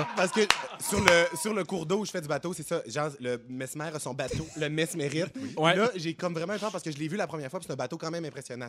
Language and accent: French; Quebec, Canada; also born or lived in Plateau Mont-Royal, Montreal; now in Montreal, Canada; je viens de Saguenay-Lac-Saint-Jean. Mon père a eu des bateaux quand j'étais jeune